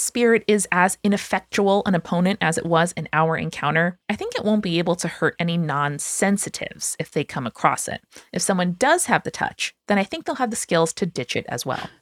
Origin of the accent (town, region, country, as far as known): United States